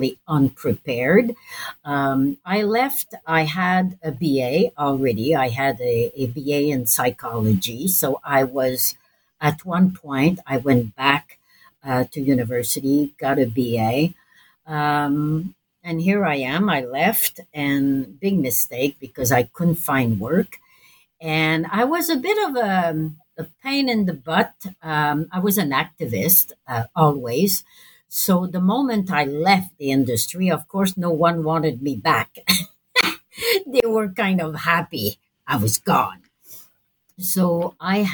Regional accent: Montreal, Quebec, Canada; I'm from Montreal

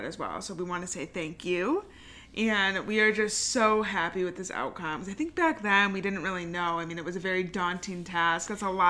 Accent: Michigan, United States; We're from Michigan.

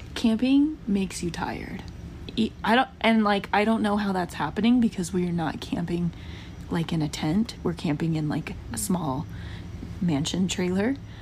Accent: United States; now in Utah, United States; I grew up camping in Georgia and like Tennessee area

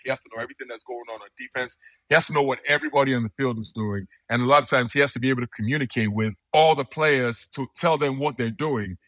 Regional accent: Nigeria; also born or lived in United States; now in London, United Kingdom; I'm from Nigeria. My parents are from Nigeria, so I would usually I would go back to Nigeria all the time

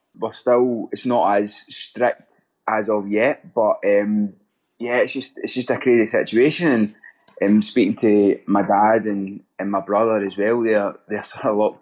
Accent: Motherwell, Scotland, United Kingdom; moved away as an adult; also born or lived in Bellshill, Scotland; now in Columbus, United States; I'm actually from Motherwell, so that's sort of where I played.

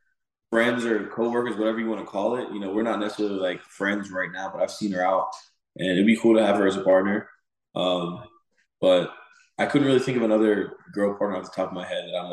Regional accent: Atlanta, Georgia, United States; born there; My dad, I was born in Georgia, Atlanta, Georgia.

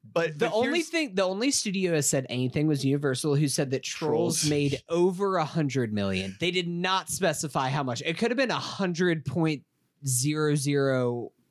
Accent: Staten Island, New York, United States; Oh, I remember I grew up on Staten Island. I had to take the ferry to get to work

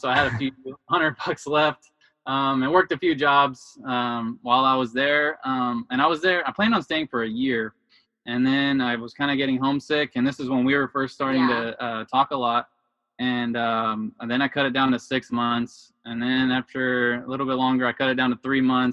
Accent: Houston, Texas, United States; I was born and raised in Houston, Texas.

